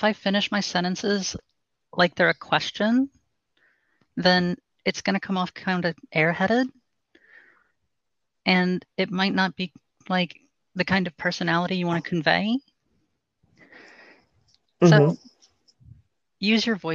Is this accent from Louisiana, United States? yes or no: yes; New Orleans, Louisiana, United States; I'm from basically the New Orleans area